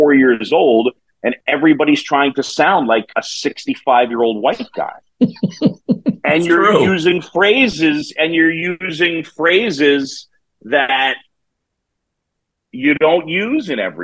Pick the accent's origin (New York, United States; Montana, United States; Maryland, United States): New York, United States; New York City; moved away; I grew up in New York City